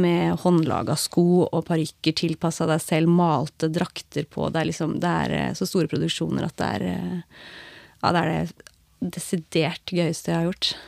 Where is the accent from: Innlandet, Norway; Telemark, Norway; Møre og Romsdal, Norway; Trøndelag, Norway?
Telemark, Norway; Skien; her hjemme i Skien